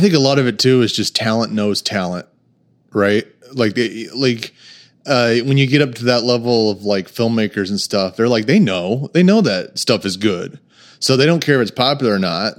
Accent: Texas, United States; moved away as an adult; also born or lived in Saint Louis, Missouri; now in Oklahoma, United States; I actually went to high school in Texas

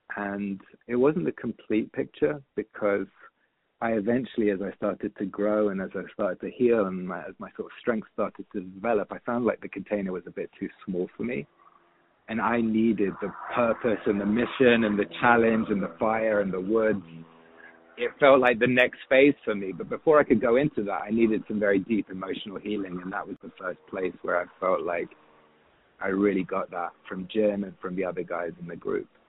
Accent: London, United Kingdom; moved away as an adult; also born or lived in San Francisco; growing up in London

